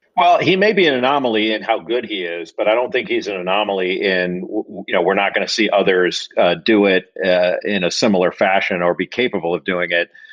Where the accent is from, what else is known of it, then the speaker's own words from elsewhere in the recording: Los Angeles, California, United States; I grew up in in Los Angeles